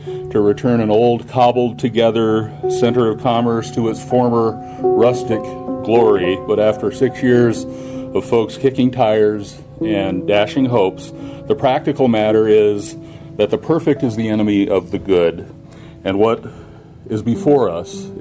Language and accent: English; Missoula, Montana, United States; when I was a little boy in the 1960s growing up in Missoula, Montana